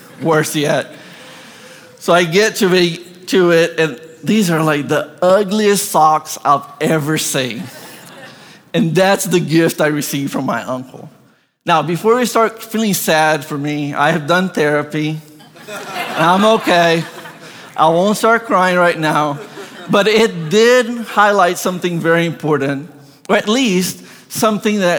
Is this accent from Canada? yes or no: no; Brazil; moved away; I grew up in Brazil.